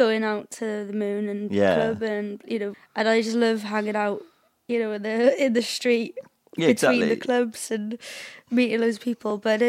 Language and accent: English; Cardiff, Wales, United Kingdom; I was brought up in Cardiff, so like I was brought up in the same way as all the people in Cardiff are, I guess.